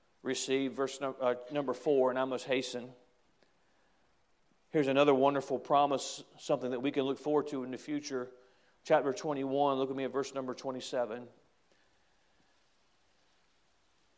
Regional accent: United States; as an American

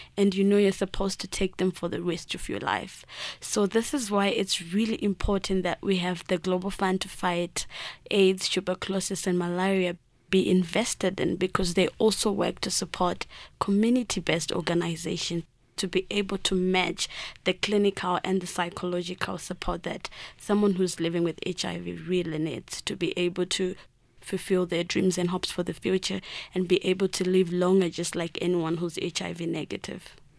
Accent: Mashonaland Central, Zimbabwe; where I come from, I live in, um, a rural district. It's in the March Central part of Zimbabwe

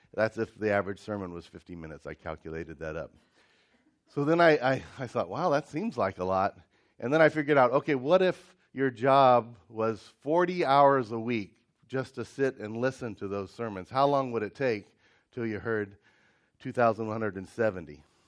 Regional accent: Ohio, United States; I grew up in Ohio, and some of the winters we'd have quite a bit of snow

